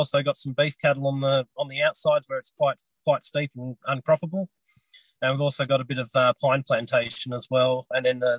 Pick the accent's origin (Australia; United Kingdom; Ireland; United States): Australia; Sisters Creek, Tasmania; born or raised there